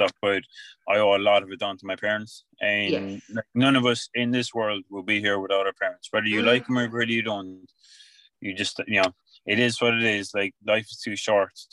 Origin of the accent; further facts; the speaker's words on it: Tralee, Munster, Ireland; also born or lived in London / Australia; I'm from Tralee